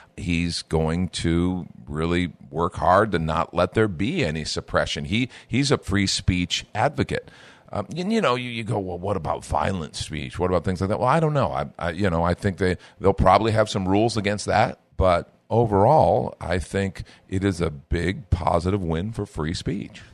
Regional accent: United States; as an American

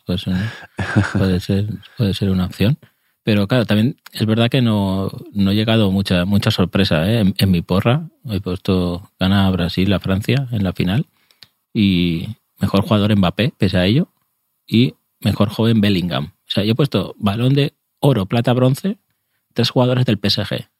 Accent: Spain; soy español, lo siento, soy español

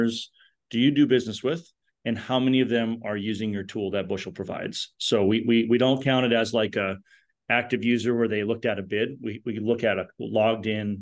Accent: Fargo, North Dakota, United States; we're from Fargo, North Dakota

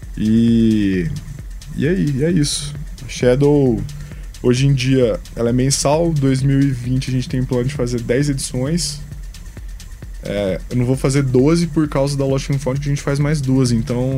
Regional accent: Goiânia, Goiás, Brazil; Goiânia, que é de onde eu sou

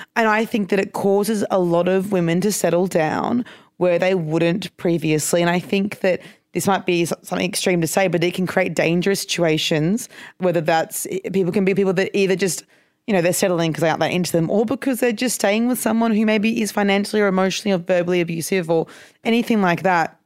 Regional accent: Brisbane, Queensland, Australia; I'm from Brisbane

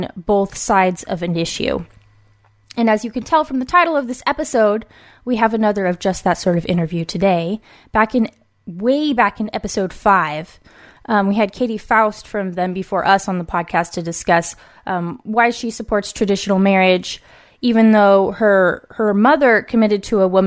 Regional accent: West Coast, United States; born or raised there

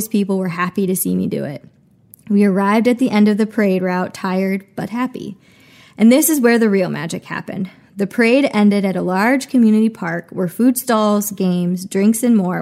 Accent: Germantown, Wisconsin, United States; moved away; my hometown was big enough to get into trouble

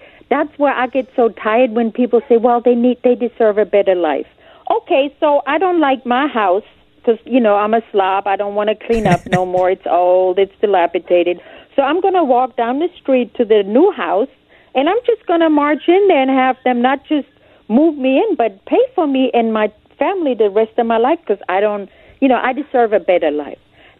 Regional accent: Germany; now in United States; I came from Germany. I stood in line. I filled out paperwork. I couldn't vote. I couldn't collect any welfare. And it was okay because I was not a citizen. I had my resident alien card

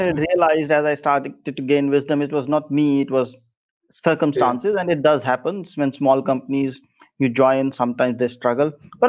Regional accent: North India, India; moved away; Of course, before that, I moved from North India to South India, and there was a huge shift, huge disparity between cultures, differences between culture.

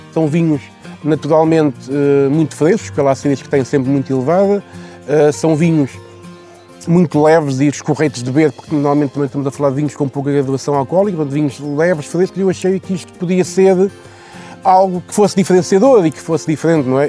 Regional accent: Vouzela, Centro, Portugal; moved away as an adult; now in Viana do Castelo, Portugal; Eu sou de lá, nasci em Vozela, estive lá até aos meus 18 anos, portanto sou nascido e criado naquela zona

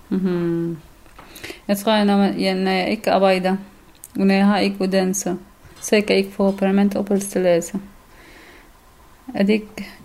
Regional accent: Syria; Danish is a second language; now in Denmark; Øh, jeg er syrer, øh, jeg er kurder fra Syrien, så selvom jeg bor her 1000 år eller 100 år, så det, det er jeg.

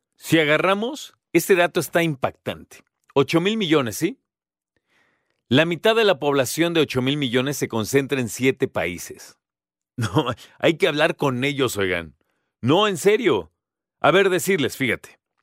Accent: Mexico

